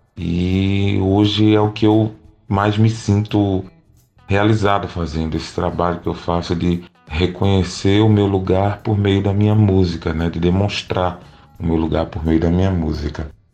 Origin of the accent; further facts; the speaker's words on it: Pernambuco, Brazil; eu sou um cantor de Pernambuco e canto a pernambucanidade